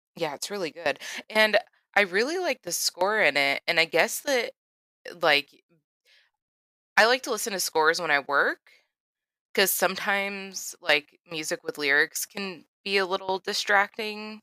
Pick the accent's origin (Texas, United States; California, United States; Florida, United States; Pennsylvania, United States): Florida, United States; I grew up in Florida, and I went to the beach a lot and swam in the ocean a lot